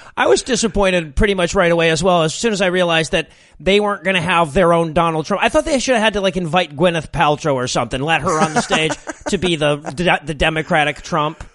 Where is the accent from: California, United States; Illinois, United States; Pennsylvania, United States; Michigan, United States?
Michigan, United States; now in Georgia, United States; I grew up in Michigan